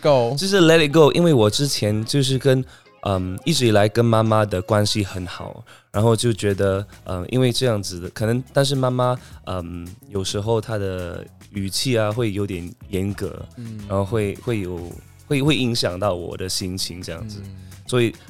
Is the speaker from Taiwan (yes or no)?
no; Singapore; 我是来自新加坡的